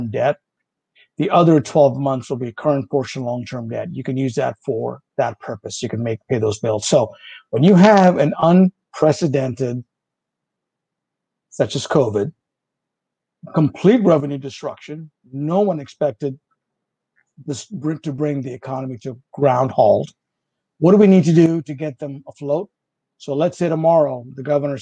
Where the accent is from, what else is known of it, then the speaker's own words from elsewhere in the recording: India; English is a second language; moved away; English is a foreign language for me. I'm originally from India